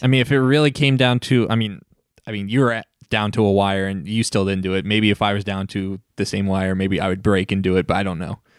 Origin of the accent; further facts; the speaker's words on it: Mid-Atlantic, United States; I'm from the Mid-Atlantic